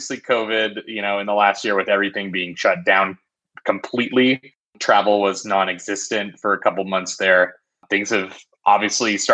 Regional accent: Arizona, United States; my home state of Arizona

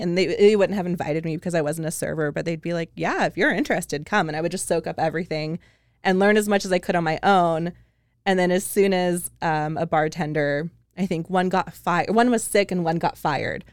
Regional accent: just outside of Seattle, Washington, United States; moved away as an adult; also born or lived in Big Island, Hawaii; I grew up just outside of Seattle

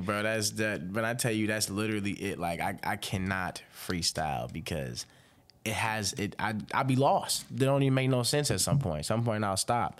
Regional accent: Robbins, Illinois, United States; now in Fort Wayne, United States; I reside in Fort Wayne, but I am from Robbins, Illinois. It's a small town outside Chicago

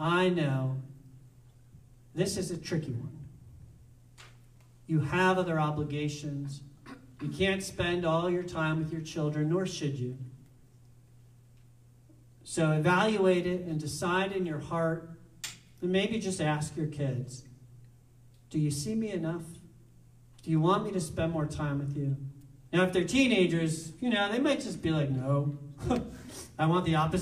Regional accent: New Jersey, United States; I'm from New Jersey

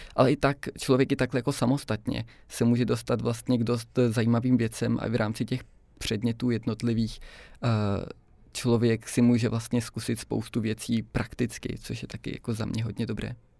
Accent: Brno, South Moravian Region, Czechia; moved away as an adult; now in Prague, Czech Republic; já jsem původně z Brna a teď jsem se teda jako přestěhoval do Prahy

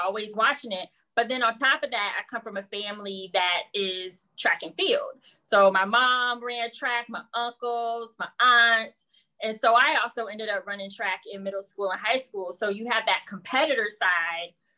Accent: Jacksonville, Florida, United States; moved away; I'm originally from Jacksonville, Florida.

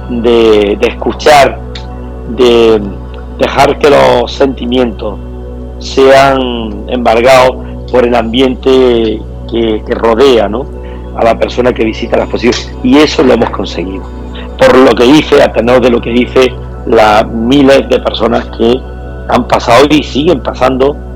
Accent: Andalusia, Spain; Y antes de sacarla de España quería que fuera a nuestra tierra. Nosotros somos, somos granadinos, somos jiennenses

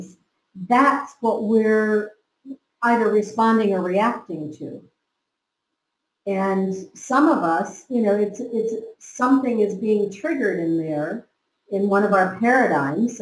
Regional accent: United States; I was from America.

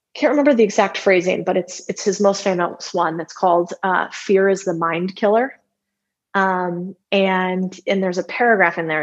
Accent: Arizona, United States; I grew up in Arizona

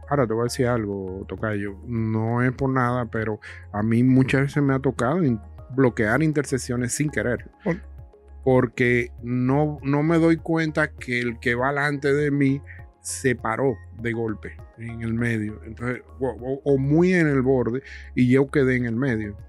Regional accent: Dominican Republic; yo soy dominicano

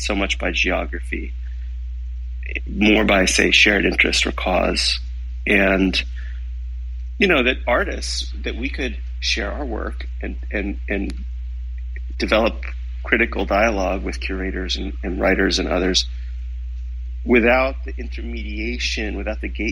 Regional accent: United States; moved away as an adult; also born or lived in Berlin, Germany; I had just landed as an American

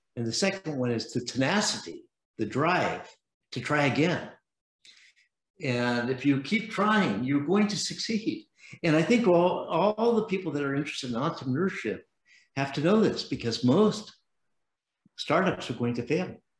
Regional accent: San Francisco, California, United States; I was born in San Francisco

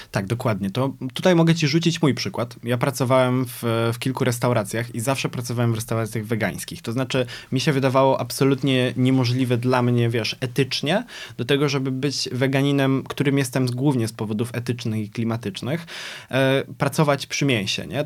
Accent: Poznań, Greater Poland, Poland; jestem z Poznania

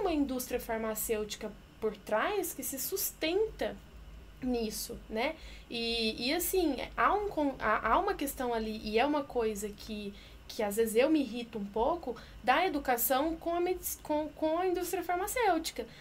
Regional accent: Sinop, Mato Grosso, Brazil; moved away as an adult; also born or lived in Belo Horizonte; now in São Paulo, Brazil; eu sou de Sinop, interior do Mato Grosso

